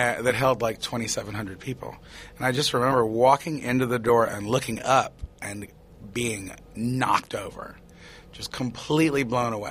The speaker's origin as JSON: {"language": "English", "region": "Tennessee", "country": "United States", "tie": "born or raised there", "moved": "yes", "said": "I was growing up in Tennessee, like a little whatever I was, and pretty much in isolation"}